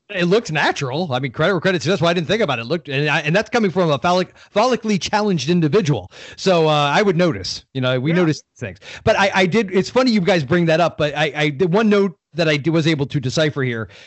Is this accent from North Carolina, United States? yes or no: no; Florida, United States; I'm from Florida